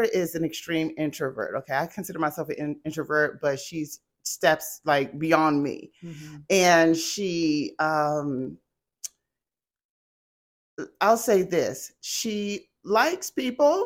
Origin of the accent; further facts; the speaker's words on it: Fort Washington, Maryland, United States; moved away as an adult; also born or lived in Columbia, Maryland; now in Jacksonville, United States; Grew up in Fort Washington, Maryland